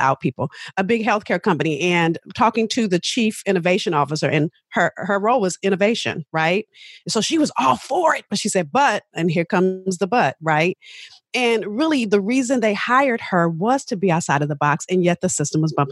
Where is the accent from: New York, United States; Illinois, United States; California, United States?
California, United States; Los Angeles; I'm from South Central